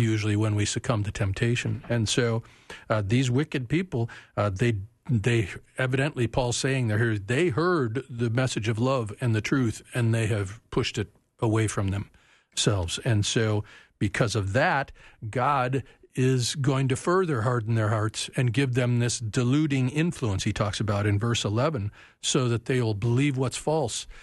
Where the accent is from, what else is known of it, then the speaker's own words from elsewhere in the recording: United States; we as American Christians